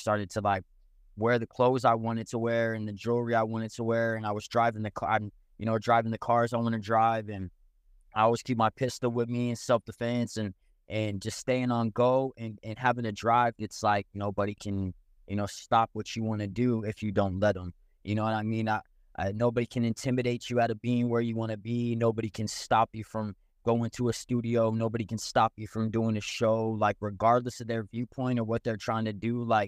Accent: Phoenix, Arizona, United States; also born or lived in Provo, Utah / La Jolla, California / San Francisco, California; So I was born in Utah, but raised in Arizona, and moved all over.

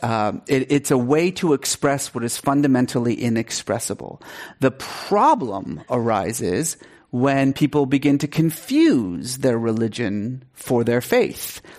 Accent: Iran; moved away; I grew up in Iran, um, and, uh, was sort of culturally Muslim

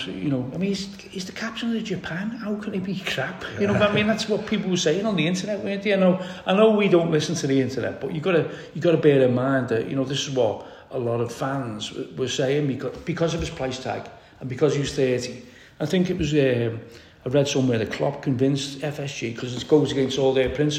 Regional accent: Liverpool, North West England, United Kingdom

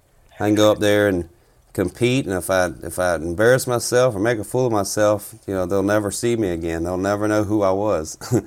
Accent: South Carolina, United States; now in Minnesota, United States; Currently living up here in Minnesota. I'm originally from South Carolina. Been up here about 10 years now.

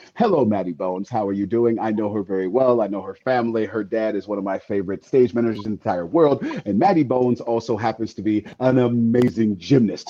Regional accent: the Bay Area, California, United States; I'm from Cal, I'm from the Bay, not

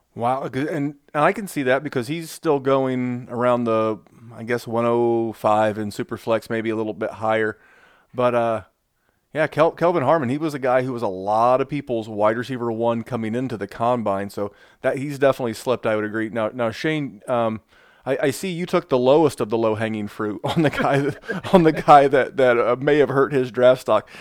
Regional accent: Indianapolis, Indiana, United States; my hometown of, uh, Indianapolis

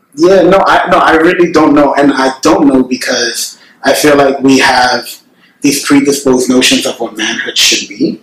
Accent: New York City, New York, United States; my experiences growing up in the Bronx

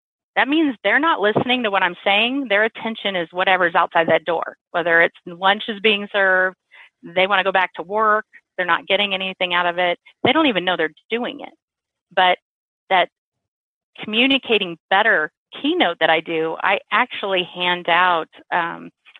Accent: Missouri, United States; I grew up in Missouri

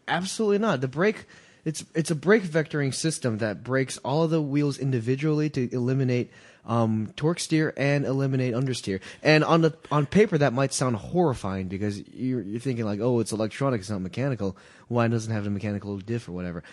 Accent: Boston, Massachusetts, United States; I'm from Boston.

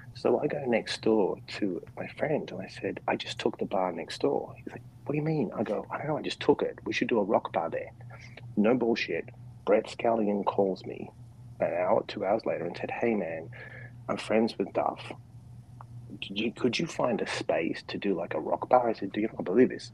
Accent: Perth, Western Australia, Australia; moved away; also born or lived in New York City; I was born in Perth, which is the most isolated capital city in the world

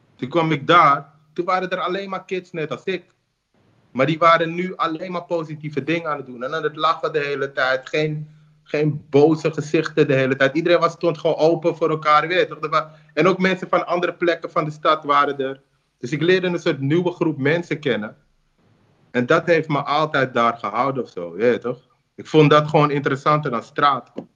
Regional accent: Amsterdam, North Holland, Netherlands; Doordat ik in Zuidoost ben opgegroeid.

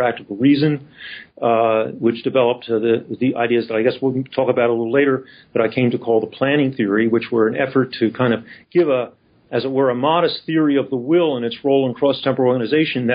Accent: Philadelphia, Pennsylvania, United States; moved away as an adult; I grew up in Philadelphia. I graduated from Northeast High School

